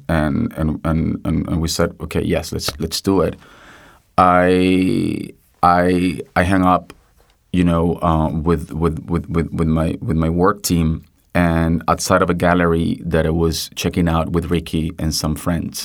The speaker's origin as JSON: {"language": "English", "country": "Venezuela", "moved": "yes", "said": "I'm Venezuelan, I'm Latin American"}